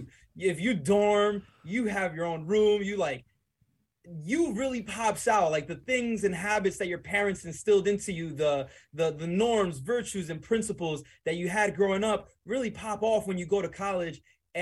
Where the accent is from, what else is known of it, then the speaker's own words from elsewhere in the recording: Dominican Republic; also born or lived in Weehawken, New Jersey / Bronx, New York / West New York, New Jersey; I was born in the Dominican Republic. I moved to Weehawken, New Jersey. From there to the Bronx, New York. I spent quite a few years in the boogie down Bronx.